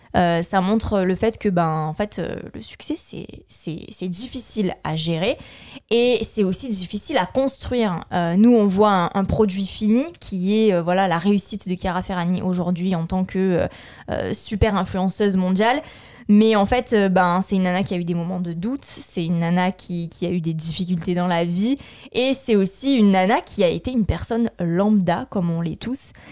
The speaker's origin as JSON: {"language": "French", "country": "France", "said": "Moi, en tant que Française"}